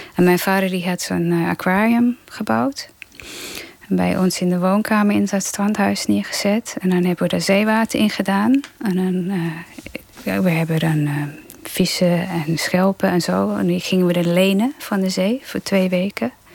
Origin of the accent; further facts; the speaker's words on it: Melbourne, Victoria, Australia; first language English; Dutch is a second language; also born or lived in Germany; now in Netherlands; Ik ben in Australië opgegroeid en wij hadden een, eh, een strandhuis twee uur van Melbourne vandaan, waar ik woonde